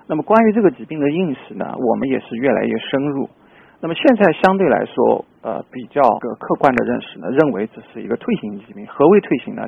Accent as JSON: {"language": "Chinese", "country": "China", "said": "作为我们中国人来说，我们不可能完全 copy 他这种饮食风格"}